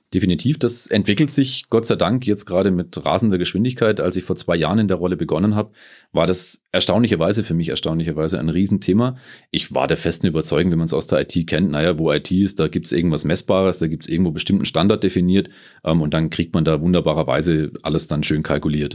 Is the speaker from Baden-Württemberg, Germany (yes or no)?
yes; Stuttgart, Baden-Württemberg, Germany; moved away as an adult; now in Munich, Germany; komme ursprünglich aus Stuttgart, bin äh, mittlerweile seit 2008 hier in München zu Hause